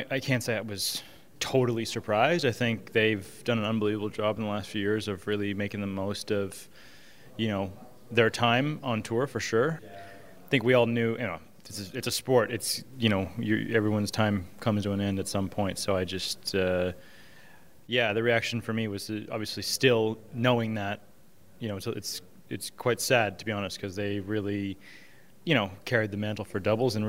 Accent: Indianapolis, Indiana, United States; there was a tournament in my hometown in Indianapolis

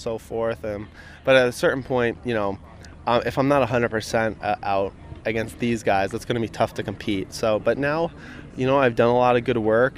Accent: Rhode Island, United States; fellow Rhode Islander

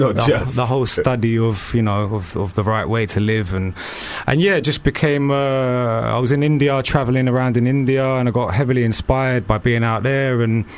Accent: Barnet, London, United Kingdom; moved away as an adult; also born or lived in Manchester; I'm from Barnet. Spent a lot of time in Manchester.

